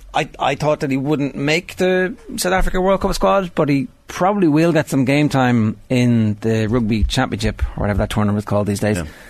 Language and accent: English; Ireland; we're Irish